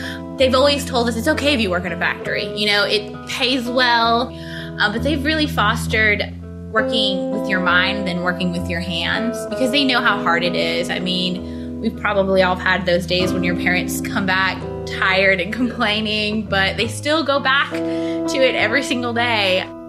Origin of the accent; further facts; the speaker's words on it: San Pablo Pejo, Guanajuato, Mexico; now in Dalton, United States; I'm 23 years old, and I am from San Pablo Pejo, Guanajuato, Mexico.